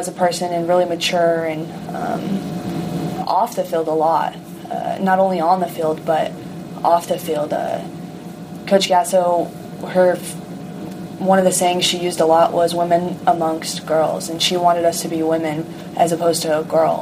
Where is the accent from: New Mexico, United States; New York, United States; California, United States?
New Mexico, United States; Rio Rancho; So I grew up in New Mexico in a town called Rio Rancho